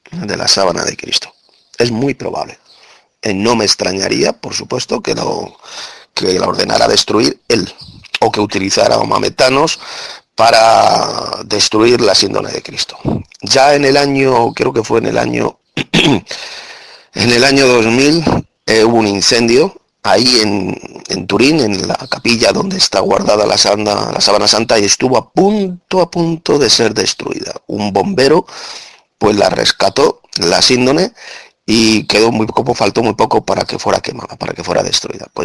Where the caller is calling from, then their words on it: Madrid, Community of Madrid, Spain; Hola hermano … de Madrid, España.